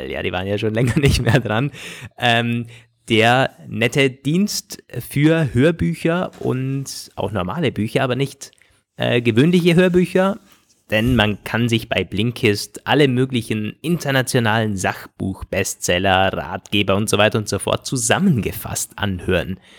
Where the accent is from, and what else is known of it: Austria